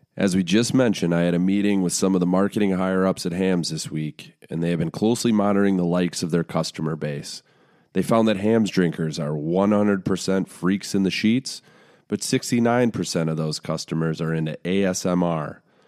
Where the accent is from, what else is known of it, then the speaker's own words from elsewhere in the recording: United States; I'm American